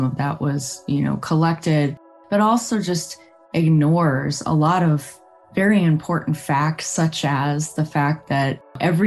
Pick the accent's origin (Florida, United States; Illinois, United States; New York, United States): Illinois, United States; moved away; I grew up in Illinois